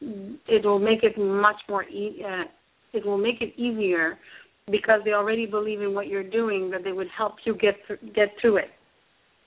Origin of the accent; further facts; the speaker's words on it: Canada; I'm a Canadian and also a member of the Evolutionary Business Council